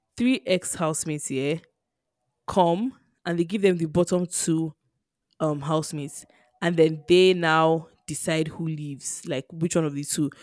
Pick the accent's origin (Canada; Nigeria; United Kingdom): Nigeria; being Nigerian